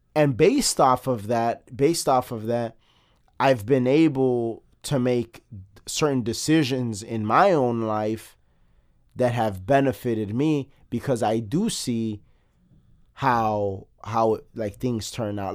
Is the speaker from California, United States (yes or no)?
no; Chicago, Illinois, United States; we're both born and bred in Chicago